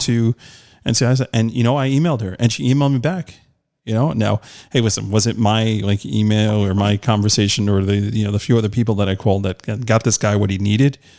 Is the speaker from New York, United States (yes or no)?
yes; New York, United States; I'm from New York